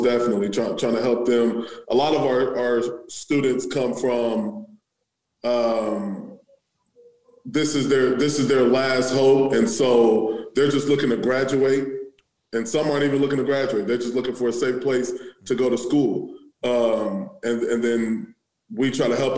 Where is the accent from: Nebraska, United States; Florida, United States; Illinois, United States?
Nebraska, United States; Omaha; also born or lived in Maryland / Wayne, Nebraska; I'm from Omaha, I didn't spend a whole lot of my time in West Omaha